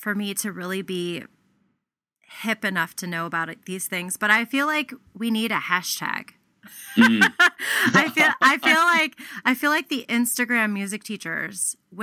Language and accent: English; Ohio, United States; we're from Ohio